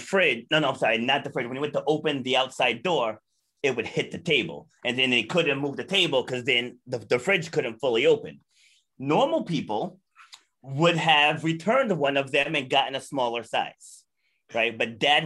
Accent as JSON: {"language": "English", "town": "Charlestown", "region": "Rhode Island", "country": "United States", "tie": "born or raised there", "also_born_or_lived": "New York City, New York", "said": "We got a house down in Charlestown, like completely different environment than Brooklyn, New York and Queens, New York. So like I grew up"}